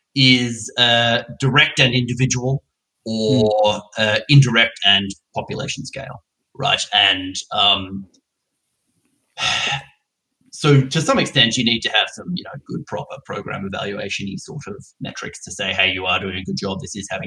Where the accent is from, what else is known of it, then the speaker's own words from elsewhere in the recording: Perth, Western Australia, Australia; now in United Kingdom; I grew up in Perth